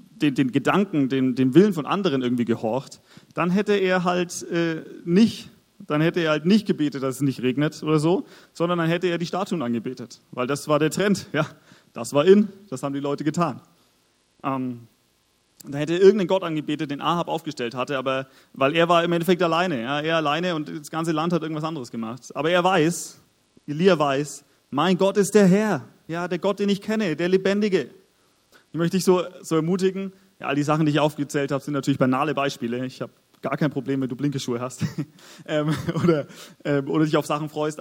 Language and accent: German; Augsburg, Bavaria, Germany; moved away as an adult; also born or lived in Nuremberg; wir kommen beide aus Augsburg. Wir sind dort aufgewachsen